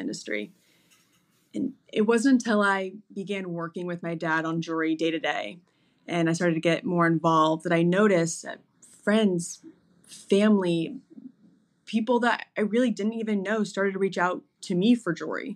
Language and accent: English; Naples, Florida, United States; moved away as an adult; also born or lived in Boston; I was born and raised in Naples, Florida, and I am one of six kids